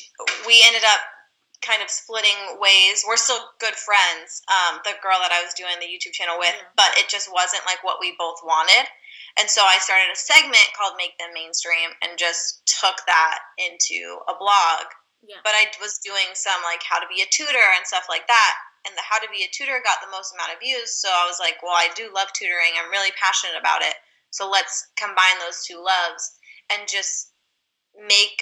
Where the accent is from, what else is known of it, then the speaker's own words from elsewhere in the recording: California, United States; I'm from California, born and raised.